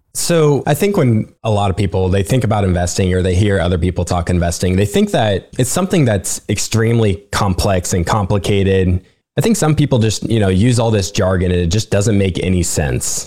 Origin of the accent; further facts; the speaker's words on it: Nebraska, United States; I'm from Nebraska